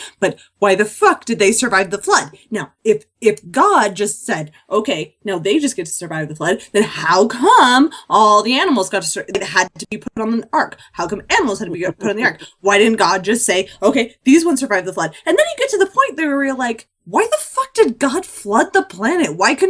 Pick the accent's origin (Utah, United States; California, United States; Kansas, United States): Utah, United States; near Salt Lake, Northern; Northern Utah, near Salt Lake.